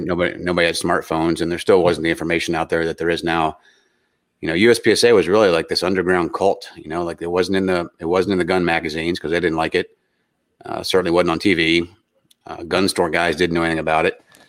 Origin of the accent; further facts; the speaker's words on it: West Virginia, United States; I grew up in West Virginia as a redneck, so we were shooting out the back door at a pretty young age.